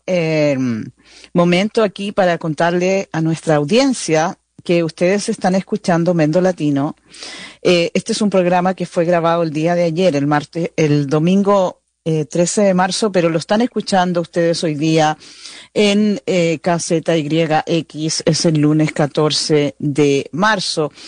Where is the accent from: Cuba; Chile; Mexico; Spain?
Chile; now in United States; como decimos en Chile